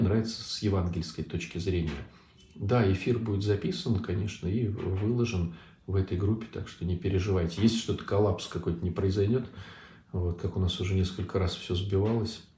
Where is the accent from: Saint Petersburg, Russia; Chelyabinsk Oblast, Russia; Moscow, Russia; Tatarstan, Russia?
Saint Petersburg, Russia; Я из Санкт-Петербурга